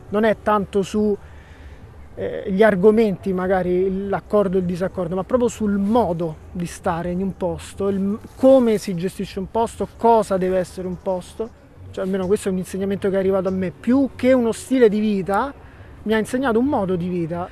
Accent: Rome, Lazio, Italy; io sono figlio di eh, una occupante che, che sta qui invece dall'86. Sono stato uno dei primi, uno dei primi bambini

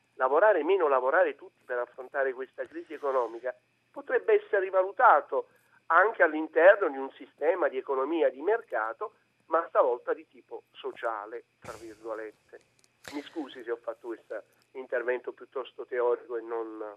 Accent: Naples, Campania, Italy; Io vengo da Napoli

